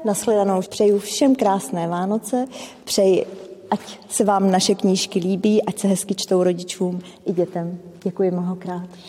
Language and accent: Czech; Czechia; now in Česká Lípa, Czechia; pocházím z Českého ráje, z malé vesničky, kde nám koně koukali do zahrádky.